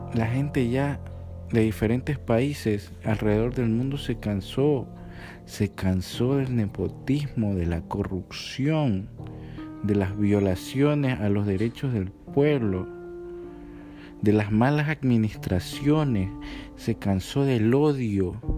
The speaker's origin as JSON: {"language": "Spanish", "country": "Ecuador", "said": "aquí en mi país, en Ecuador"}